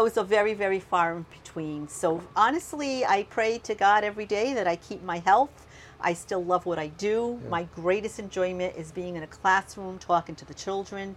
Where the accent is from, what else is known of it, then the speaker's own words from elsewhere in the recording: Fulton, United States; I was born and raised in Fulton